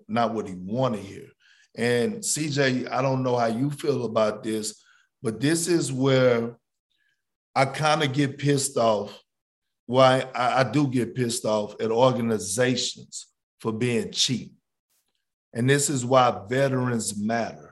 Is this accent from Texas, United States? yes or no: yes; Texas, United States; I'm from Texas, born and raised. I live in Houston.